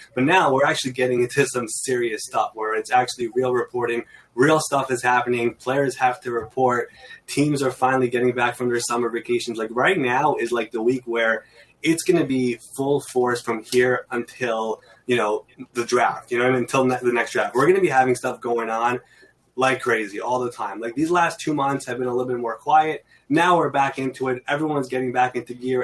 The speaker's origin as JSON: {"language": "English", "town": "New York City", "region": "New York", "country": "United States", "tie": "born or raised there", "said": "I'm from New York. I've been in Queens, New York, my entire life"}